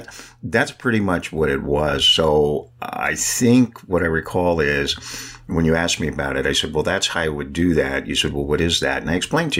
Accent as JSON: {"language": "English", "town": "San Francisco", "region": "California", "country": "United States", "tie": "born or raised there", "said": "I'm born and raised in San Francisco, and I mean really in San Francisco"}